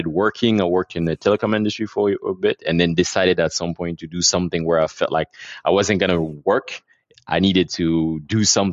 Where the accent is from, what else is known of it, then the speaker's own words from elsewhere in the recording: Abidjan, Côte d’Ivoire; We're based here. I was born and raised here, and I live here with my family.